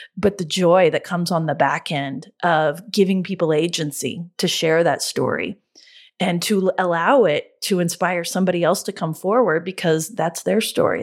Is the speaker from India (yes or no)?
no; Oklahoma, United States; we're from Oklahoma, so we call it Gala, not Gala. Um, we're Hicks